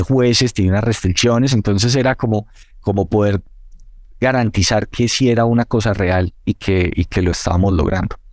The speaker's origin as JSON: {"language": "Spanish", "town": "Manizales", "region": "Caldas", "country": "Colombia", "tie": "born or raised there", "said": "la mayoría de los del equipo que somos de Manizales, ahí crecimos"}